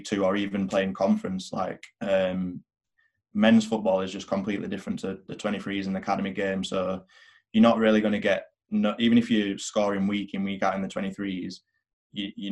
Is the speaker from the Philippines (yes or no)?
no; England, United Kingdom; I'm English. I can play for England.